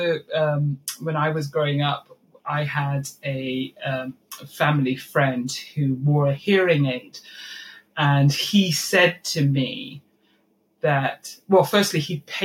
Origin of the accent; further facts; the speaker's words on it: Malawi; moved away; I grew up in Malawi